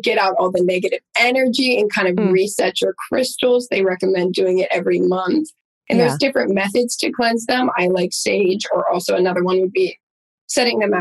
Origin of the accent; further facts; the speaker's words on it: Pittsburgh, Pennsylvania, United States; moved away as an adult; now in Los Angeles, United States; I'm from Pittsburgh, Pennsylvania